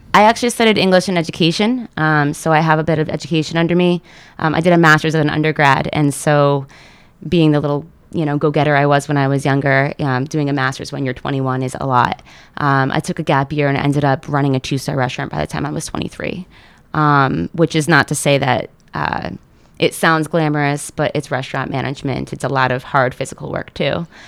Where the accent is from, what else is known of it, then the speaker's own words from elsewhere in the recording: Seymour, Connecticut, United States; I'm a Valley person. Um, I grew up in Seymour.